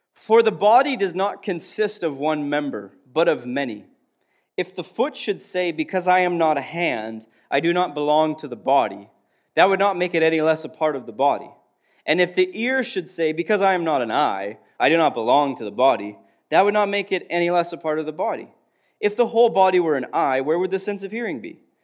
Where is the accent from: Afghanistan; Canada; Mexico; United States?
Canada; Prince Albert, Saskatchewan; I was born in Prince Albert, Saskatchewan, Canada.